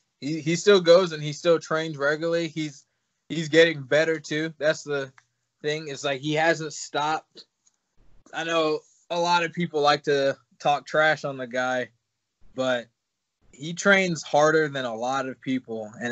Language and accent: English; Virginia, United States; I came from Virginia, and I was kind of – like, there were gyms that I went to, you know.